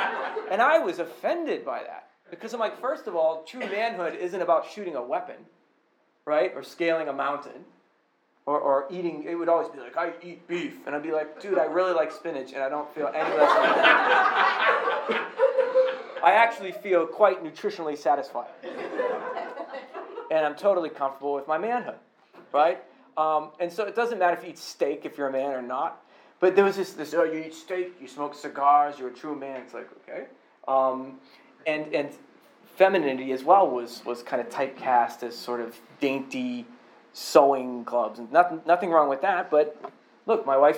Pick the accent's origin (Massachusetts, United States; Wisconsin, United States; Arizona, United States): Massachusetts, United States; Boston; and I came from Boston, so I know people who were personally abused by clergy members.